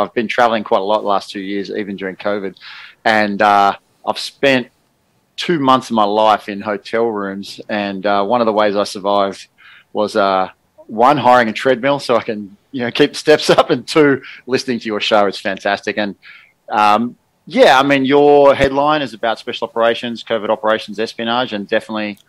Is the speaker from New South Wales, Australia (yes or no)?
yes; Sydney, New South Wales, Australia; I grew up in Sydney on the east coast of Australia